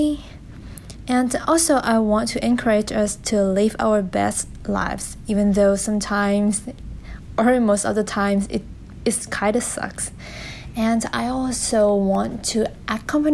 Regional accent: Thailand; English is a second language; I am Thai from Thailand. As you can tell from my accent, it's kind of weird. But never mind. And English is also my second language.

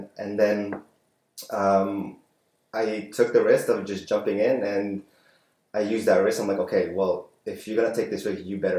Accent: Winnipeg, Manitoba, Canada; moved away as an adult; also born or lived in Philippines; now in Vancouver, Canada; growing up in Winnipeg

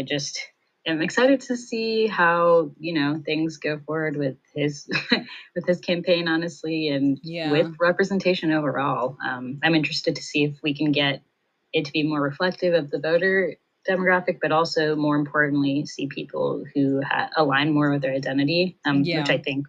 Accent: United States; as Indian Americans. So yeah, it's definitely very confusing being an Indian American

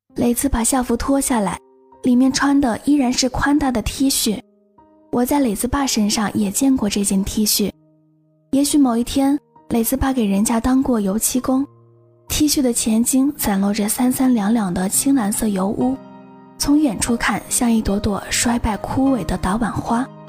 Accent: Changsha, Hunan, China; 我是长沙的嘛

